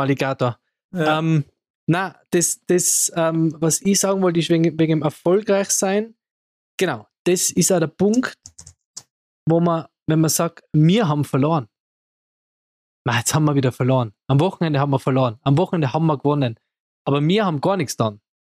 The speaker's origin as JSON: {"language": "German", "town": "Innsbruck", "region": "Tyrol", "country": "Austria", "said": "bei uns in Innsbruck"}